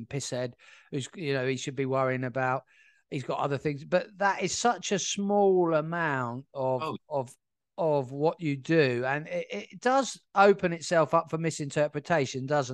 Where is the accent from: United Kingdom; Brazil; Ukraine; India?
United Kingdom; South Coast, England; I was born in 1980 on the South Coast.